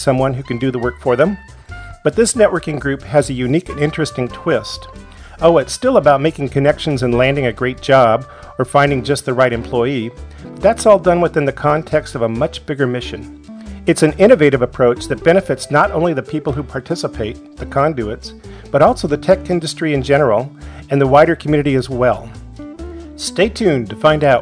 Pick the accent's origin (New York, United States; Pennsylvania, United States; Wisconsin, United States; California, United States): California, United States; Carlsbad; moved away as an adult; I've moved back to my hometown of Carlsbad about a year ago after being overseas for close to 10 years.